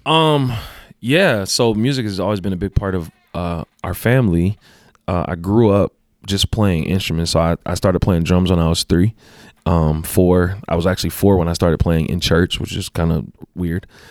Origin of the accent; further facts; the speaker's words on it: Los Angeles, California, United States; moved away as an adult; also born or lived in Compton, California; now in Utah, United States; born and raised in Los Angeles, California.